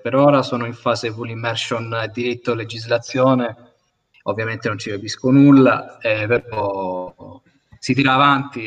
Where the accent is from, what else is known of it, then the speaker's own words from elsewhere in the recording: Milazzo, Sicily, Italy; io sono di Milazzo